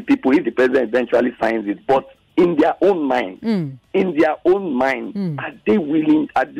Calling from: Lagos, Nigeria; I'm calling from Lekki.

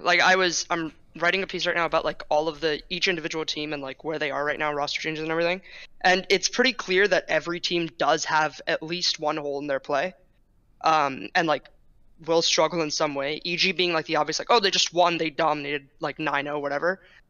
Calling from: San Francisco, California, United States; Normally, I'm in like Santa Monica, but not right now. I'm in SF.

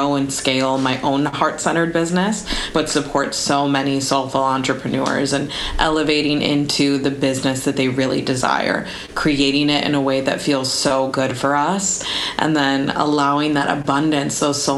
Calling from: Chicago, Illinois, United States; I am connecting from Chicago, and it's about like 9:30 p.m. by me.

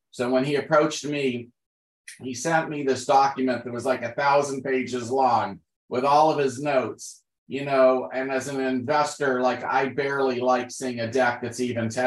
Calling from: Los Angeles, California, United States; I'm calling in from Los Angeles.

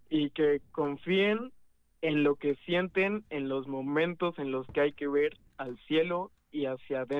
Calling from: Puebla, Mexico; de Ciudad de Puebla, viéndolos aquí casi, casi siempre que se pueda

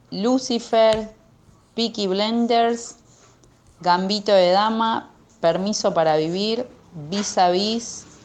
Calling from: Remedios de Escalada, Buenos Aires Province, Argentina; Buenas tardes, buenas noches, chicos … de Remedios de Escalada

